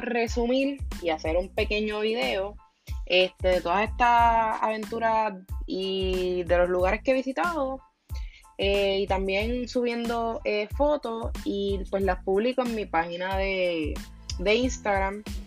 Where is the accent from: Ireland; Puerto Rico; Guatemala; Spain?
Puerto Rico; nací y resido en Puerto Rico